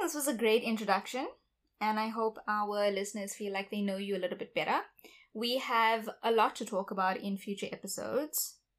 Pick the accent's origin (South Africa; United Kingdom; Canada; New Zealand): South Africa; I identify stronger as a South African than I do as an Indian. But my full identity is that of a South African Indian.